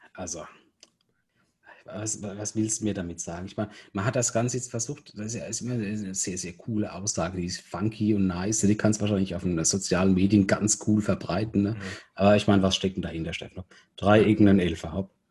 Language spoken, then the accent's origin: German; Rhineland-Palatinate, Germany; als Pfälzer